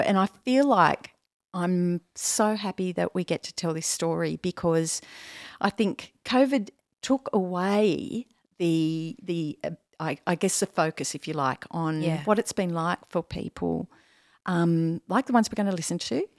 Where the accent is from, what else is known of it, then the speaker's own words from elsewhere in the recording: South Coast of New South Wales, Australia; this is my country